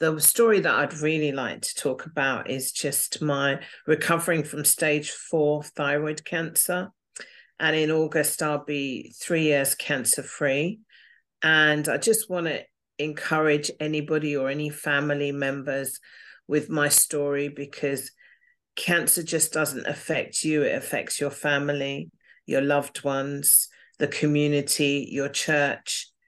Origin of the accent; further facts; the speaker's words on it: England, United Kingdom; also born or lived in Singapore / United States; Okay, I was born in Singapore. I lived out there for five years. I was born to parents in the Air Force. Then we came back to England um, spent some time living in America and Atlanta and New York.